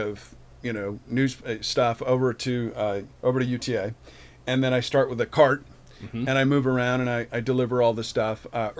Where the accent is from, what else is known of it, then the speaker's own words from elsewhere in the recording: Milwaukee, Wisconsin, United States; I'm from Milwaukee.